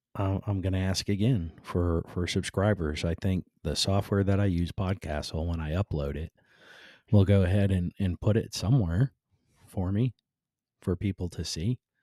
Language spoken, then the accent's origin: English; Cleveland, Ohio, United States; moved away; born and raised in Cleveland like I was